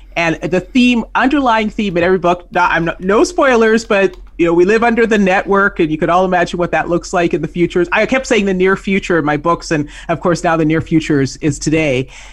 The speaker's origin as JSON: {"language": "English", "country": "Canada", "tie": "born or raised there", "moved": "as an adult", "said": "I grew up in Canada, so I worked up north"}